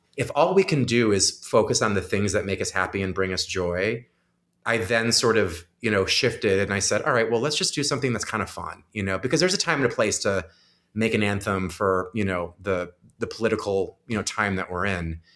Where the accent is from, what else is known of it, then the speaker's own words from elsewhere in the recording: Crystal Lake, Illinois, United States; I'm from Crystal Lake, Illinois